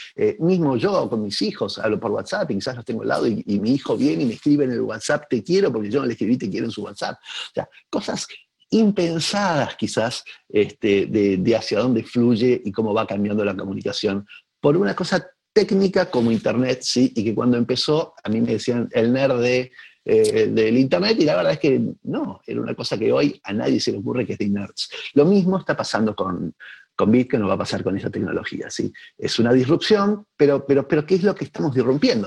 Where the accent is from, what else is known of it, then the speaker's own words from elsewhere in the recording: Argentina; en mi país